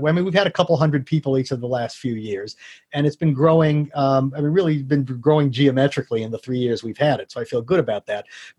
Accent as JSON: {"language": "English", "town": "San Francisco", "region": "California", "country": "United States", "tie": "born or raised there", "also_born_or_lived": "New York / Phoenix", "said": "I was born in New York, and we moved to Phoenix, where the Giants farm team was, and then we moved to San Francisco."}